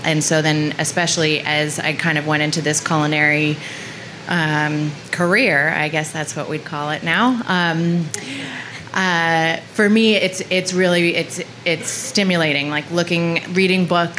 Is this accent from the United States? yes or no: yes; outside Boston, Massachusetts, United States; growing up outside Boston